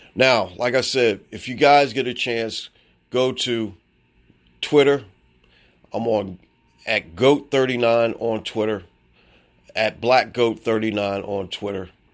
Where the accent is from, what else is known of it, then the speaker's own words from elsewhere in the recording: Baltimore, Maryland, United States; I'm from Baltimore, Maryland.